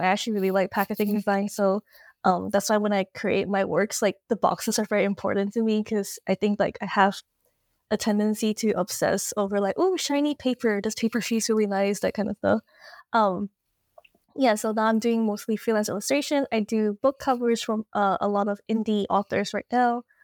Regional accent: Malaysia; also born or lived in Toronto, Canada; now in Melbourne, Australia; I'm Malaysian, but I'm currently based in Toronto, Canada.

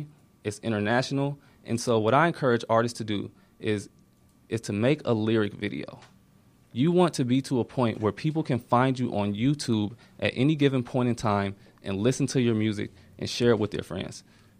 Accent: Ohio, United States; now in Atlanta, United States; I'm from Ohio. Went to Miami.

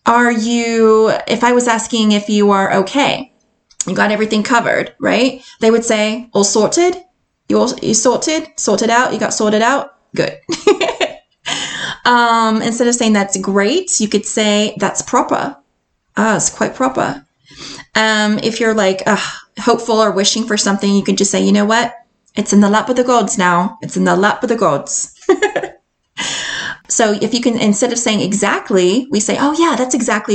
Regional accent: United States; accent: American; moved away as an adult; now in Edinburgh, United Kingdom; I love being an American. I love my American accent

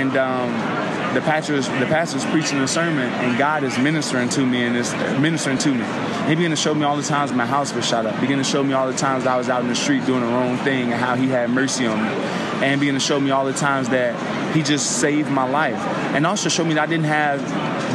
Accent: Chicago, Illinois, United States; I'm from Southside Chicago, right in the middle of gang territory

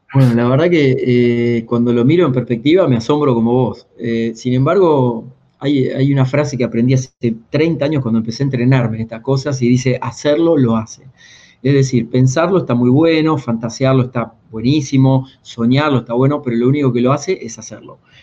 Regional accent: a town near Mar del Plata, Buenos Aires Province, Argentina; now in Buenos Aires, Argentina; yo que soy del interior, de un pueblo cerca de Mar del Plata, pueblo de 8.000 habitantes, laburo de los 8 años

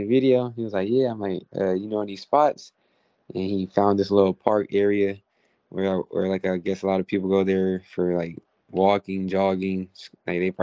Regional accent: Stockton, California, United States; I'm from Stockton. I'm from the West Coast

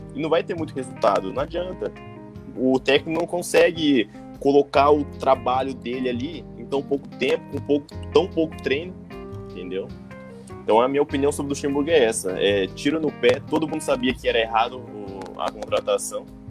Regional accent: Maringá, Paraná, Brazil; eu sou de Maringá

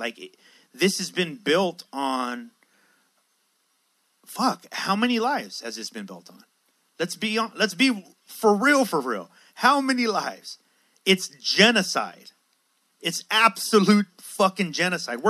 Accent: San Diego, California, United States; I was raised in Logan Heights in San Diego

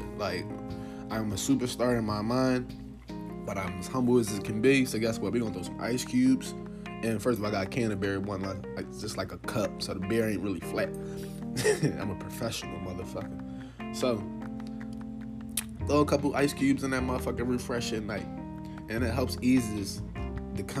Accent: Philadelphia, Pennsylvania, United States; I grew up in North Philly

